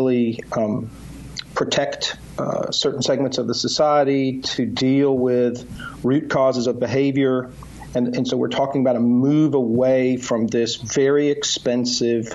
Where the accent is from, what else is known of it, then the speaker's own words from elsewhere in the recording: Mississippi, United States; I'm from Mississippi. My family's from Mississippi